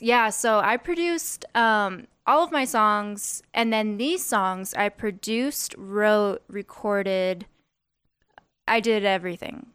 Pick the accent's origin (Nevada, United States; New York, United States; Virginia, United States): Nevada, United States; Las Vegas; I'm from here. I'm, like, third generation.